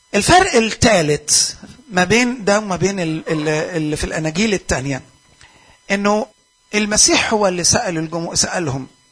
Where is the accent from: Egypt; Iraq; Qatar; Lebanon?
Egypt; عندنا في مصر